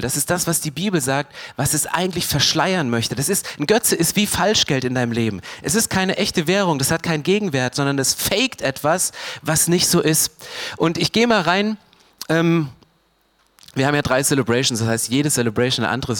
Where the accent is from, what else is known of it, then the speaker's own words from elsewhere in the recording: Germany; Wir sind Deutsche